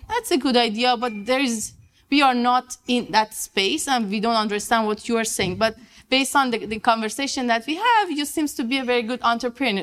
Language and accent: English; Iran; moved away as an adult; also born or lived in Vienna, Austria / Quebec, Canada; I'm from Iran. I did my master and um, bachelor in Iran.